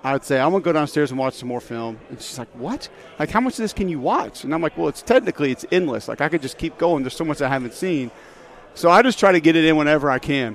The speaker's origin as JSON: {"language": "English", "town": "Homewood", "region": "Alabama", "country": "United States", "tie": "born or raised there", "said": "I grew up in Homewood, which is, I live there now. It's an amazing place. It's a suburb of Birmingham."}